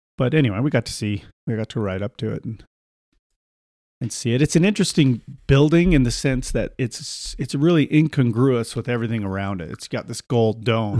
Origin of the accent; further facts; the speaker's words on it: Salt Lake City, Utah, United States; Salt Lake City